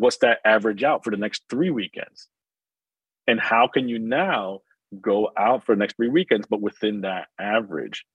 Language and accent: English; New Jersey, United States; I grew up in New Jersey